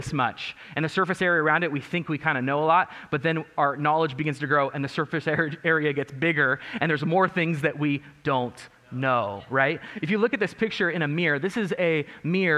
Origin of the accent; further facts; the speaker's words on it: Mojave, California, United States; also born or lived in Lancaster, California; where I grew up in my hometown of Mojave